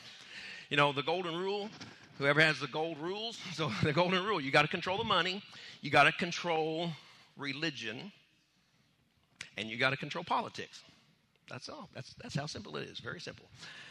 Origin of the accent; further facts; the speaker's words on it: United States; I grew up on Lake Texoma.